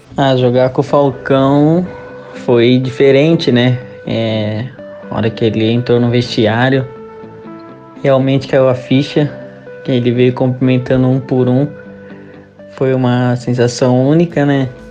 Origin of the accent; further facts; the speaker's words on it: Londrina, Paraná, Brazil; moved away; na minha cidade natal